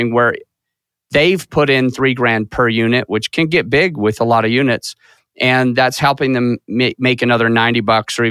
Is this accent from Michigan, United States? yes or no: no; Utah, United States; moved away as an adult; now in Colorado, United States; I started growing up in Utah for several years